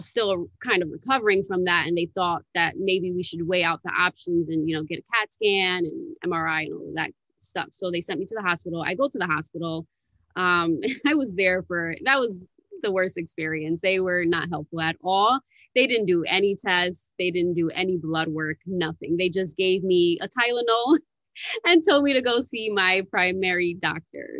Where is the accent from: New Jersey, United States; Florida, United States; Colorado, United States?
New Jersey, United States; Paterson; also born or lived in Miami; I was born and raised in Paterson, New Jersey